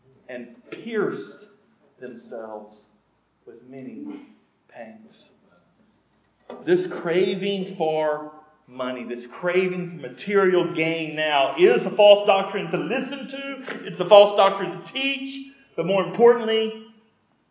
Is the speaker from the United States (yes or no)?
yes; United States; as an American in an affluent country